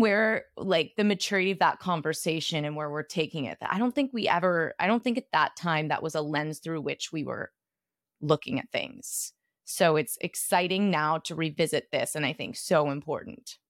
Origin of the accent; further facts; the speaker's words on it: Brooklyn, New York, United States; also born or lived in Los Angeles; I'm from Brooklyn, New York